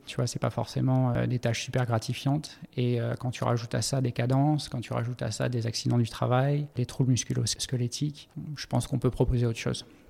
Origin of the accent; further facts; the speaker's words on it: Montpellier, Occitania, France; moved away as an adult; also born or lived in Africa / Middle East; je suis originaire de Montpellier